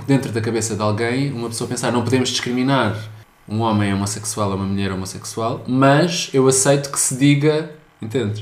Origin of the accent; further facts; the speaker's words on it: suburbs of Lisbon, Portugal; Eu sou dos subúrbios de Lisboa também